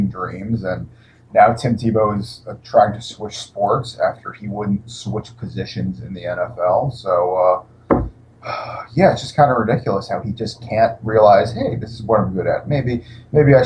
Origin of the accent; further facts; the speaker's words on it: Central Pennsylvania, United States; I'm born and raised in Central Pennsylvania